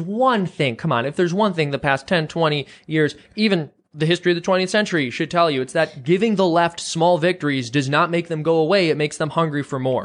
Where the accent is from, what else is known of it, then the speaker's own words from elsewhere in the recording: Chicago, Illinois, United States; moved away; I'm from the Chicago area originally.